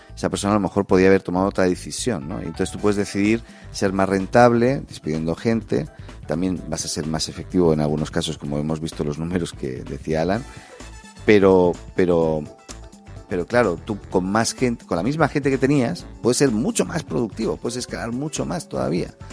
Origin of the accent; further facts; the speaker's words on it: Barcelona, Catalonia, Spain; now in Chile; Yo, vengo de España, ¿no? Yo soy de Barcelona